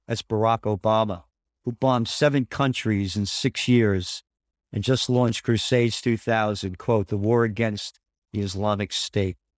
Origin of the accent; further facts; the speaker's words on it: United States; I'm an American, a true American spirit